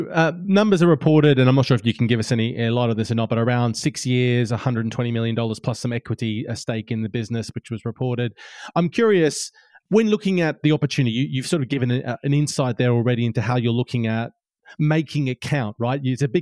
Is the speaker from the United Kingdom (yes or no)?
no; Australia; I'm Australian, and I'm used to looking at. I grew up in an Australian market